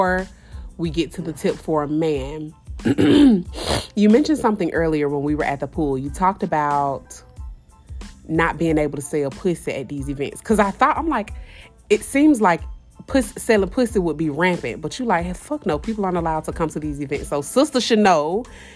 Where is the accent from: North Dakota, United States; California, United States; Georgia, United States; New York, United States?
Georgia, United States; Atlanta; I'm from Atlanta